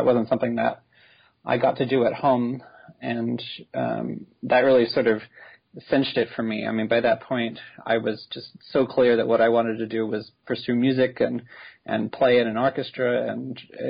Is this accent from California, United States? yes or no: no; Austin, Texas, United States; I grew up in Austin, Texas